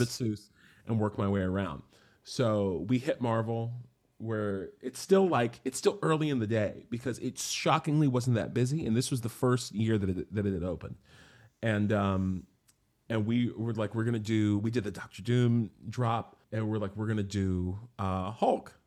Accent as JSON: {"language": "English", "town": "Morgantown", "region": "West Virginia", "country": "United States", "tie": "born or raised there", "also_born_or_lived": "Florida / New York City / Germany / Japan", "moved": "as an adult", "lives_now": "London, United Kingdom", "said": "my hometown of Morgantown"}